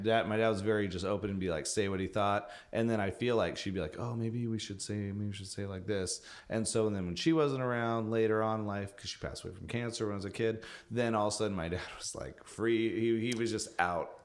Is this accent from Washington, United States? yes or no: yes; Battle Ground, Washington, United States; now in Seattle, United States; I will never move back to Battleground, Washington, where I grew up